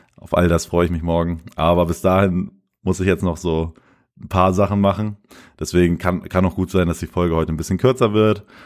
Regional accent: Lemförde, Lower Saxony, Germany; moved away as an adult; in Lenförden, also in meiner Heimat

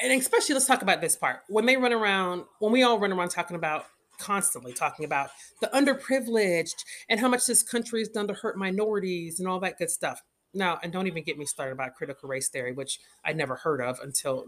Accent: United States; I come from a family of immigrants as well, from the Caribbean. I was born in America

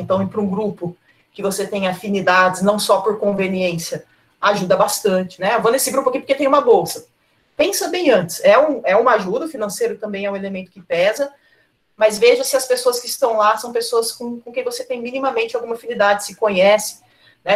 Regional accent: Cosmópolis, São Paulo, Brazil; eu sou de Cosmópolis e eu morava lá

